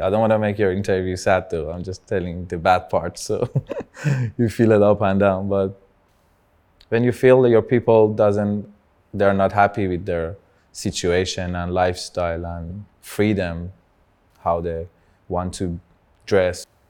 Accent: Tehran, Tehran Province, Iran; English is a second language; moved away; I started as a, one of the first Persian rappers from Tehran

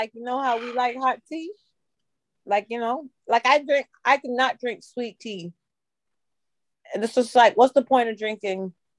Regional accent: Florida, United States

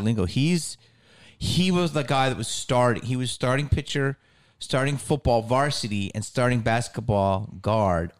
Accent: Philadelphia, Pennsylvania, United States; also born or lived in Upper Darby; where I grew up in Philly

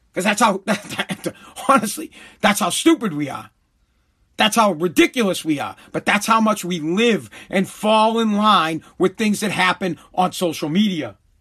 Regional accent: United States; I'm just an American

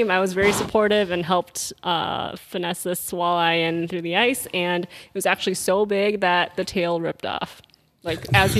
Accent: Minnesota, United States; we're actually from Minnesota

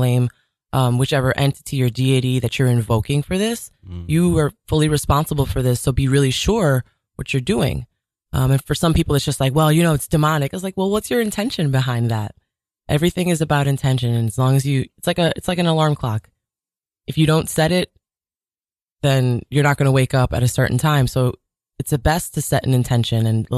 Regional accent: Jamaica; Growing up in Jamaica, it was very rough and tumble, you know, the avenue, there was a lot of violence and crime.

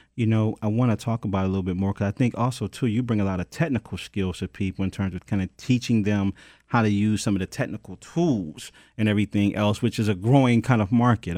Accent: Detroit, Michigan, United States; I'm from Detroit

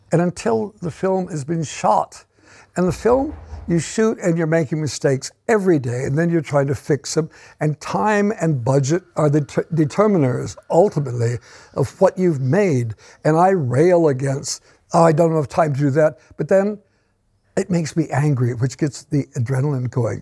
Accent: Minnesota, United States; moved away as an adult; now in England; Minnesota farm boy turns up in England

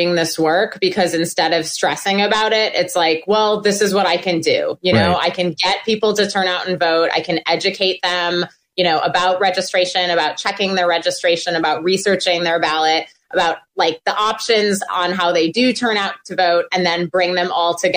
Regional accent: Milwaukee, Wisconsin, United States; moved away; I'm originally from Wisconsin

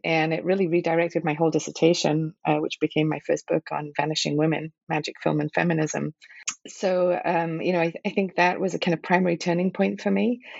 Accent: Liverpool, North West England, United Kingdom; also born or lived in Manchester; when I was growing up in Liverpool and Manchester, the miners' strikes were taking place. There were the protests in both Toxteth and Moss Side. I went to high school in Moss Side

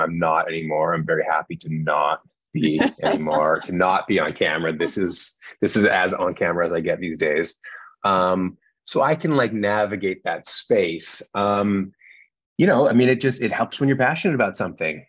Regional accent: Canada; moved away as an adult; now in Los Angeles, United States; I'm from Canada originally

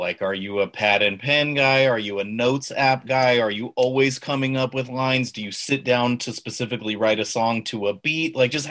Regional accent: Bay Area, California, United States; We're from the Bay Area

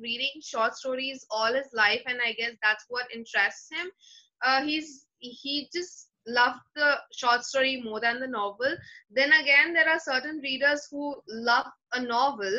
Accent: India; English is a second language

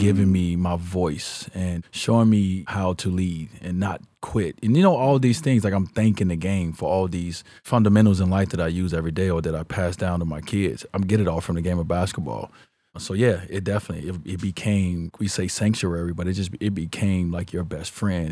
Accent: Chicago, Illinois, United States; I grew up in Chicago

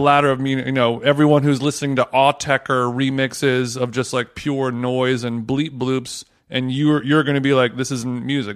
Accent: United States; I'm American

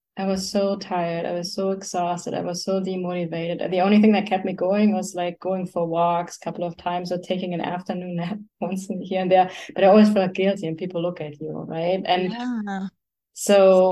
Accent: Germany; moved away as an adult; now in United States; I grew up in Germany

